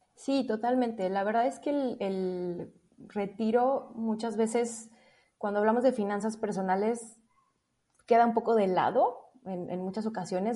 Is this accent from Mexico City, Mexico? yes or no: no; Puerto Vallarta, Jalisco, Mexico; moved away; regresarme a mi ciudad de origen, que soy de, Puerto Vallarta